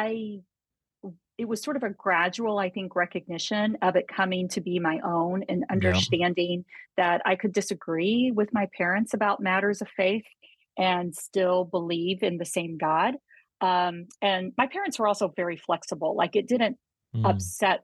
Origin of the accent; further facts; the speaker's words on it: Texas, United States; we moved around a lot when I was little. And settled in Texas. Both my parents are Texans, and so I identify as a Texan